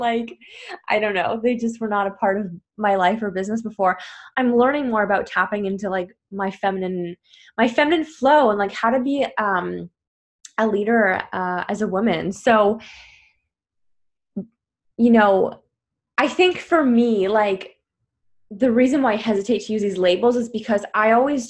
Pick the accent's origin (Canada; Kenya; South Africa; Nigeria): Canada; now in Paris, France; I'm originally from Canada and I live in Paris